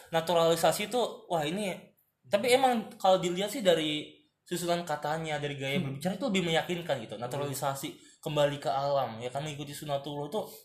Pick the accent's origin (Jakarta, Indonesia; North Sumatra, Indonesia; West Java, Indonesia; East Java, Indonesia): Jakarta, Indonesia; gue sebagai warga Jakarta